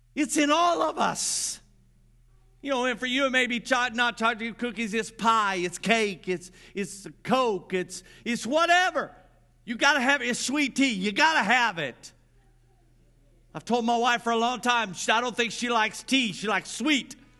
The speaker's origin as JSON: {"language": "English", "area": "Grant County", "region": "Indiana", "country": "United States", "tie": "born or raised there", "said": "I grew up in Grant County, Indiana"}